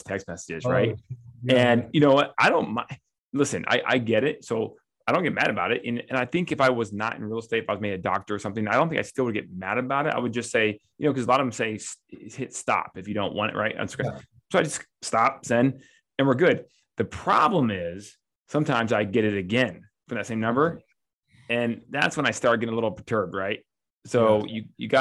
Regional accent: Nebraska, United States; moved away; I'm from Nebraska originally.

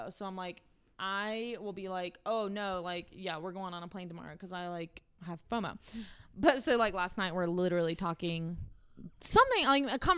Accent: South Carolina, United States; And I'm not even from Colorado. I'm from South Carolina.

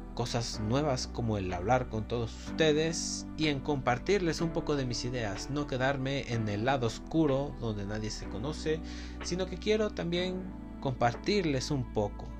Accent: State of Mexico, Mexico; soy del Estado de México

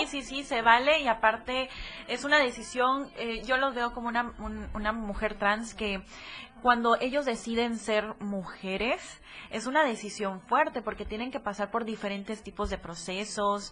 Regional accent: Tapachula, Chiapas, Mexico; moved away as an adult; also born or lived in Tuxtla Gutiérrez; now in Puebla, Mexico; yo nací en Tuxtla Gutiérrez, mi, mi papá y toda su familia es de aquí de Tuxtla, mi mamá es de Tapachula

